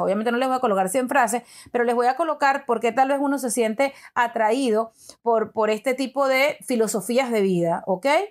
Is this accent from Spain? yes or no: no; Venezuela; yo soy venezolana, me han criado católica